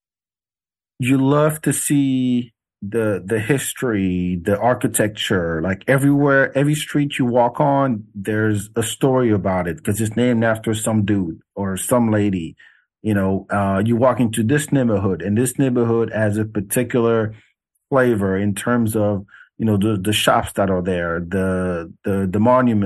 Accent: Senegal; also born or lived in France; now in Texas, United States; I'm from Africa

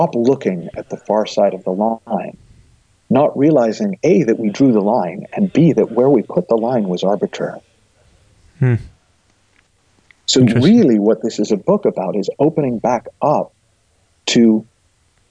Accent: Massachusetts, United States; the town I grew up in Massachusetts

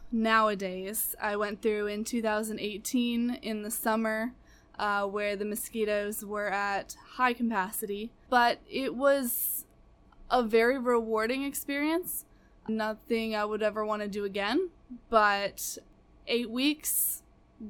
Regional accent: Fredericksburg, Virginia, United States; moved away as an adult; I am originally from Fredericksburg, Virginia

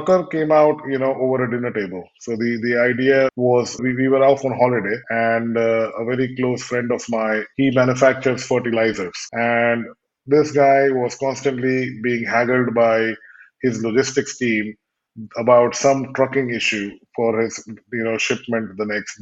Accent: India; moved away as an adult; also born or lived in United Kingdom / Edinburgh / London / Los Angeles; I was brought up primarily in India with a few years, in the UK, then finished my higher education in the UK

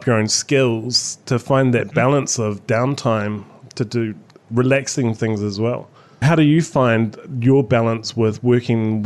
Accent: New Zealand

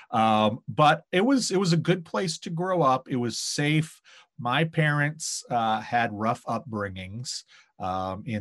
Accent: Maine, United States; Maine is one of those places where people hear you're from there and they tell you how beautiful it is.

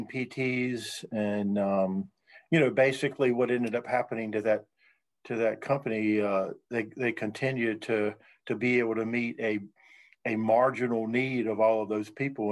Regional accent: North Carolina, United States; now in Virginia, United States; I'm from North Carolina.

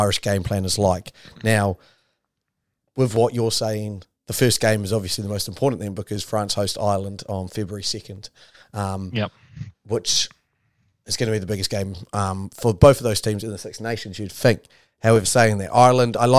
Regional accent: New Zealand; also born or lived in England; now in London, United Kingdom; I'm a Kiwi

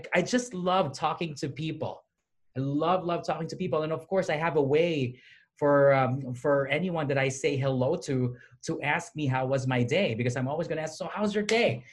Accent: Philippines; moved away as an adult; also born or lived in Southeast Missouri; now in United States; I was born and raised in the Philippines.

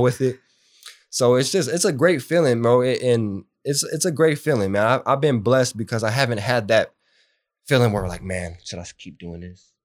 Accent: Bakersfield, California, United States; also born or lived in Santa Maria, California; I grew up in Bakersfield.

